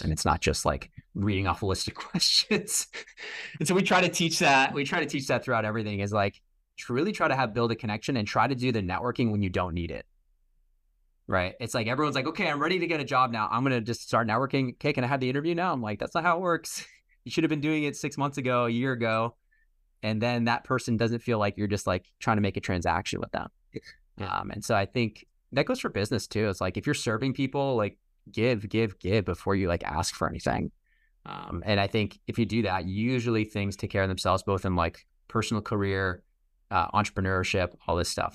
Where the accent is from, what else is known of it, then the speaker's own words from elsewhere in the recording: Boston, Massachusetts, United States; also born or lived in New York; I'm from Boston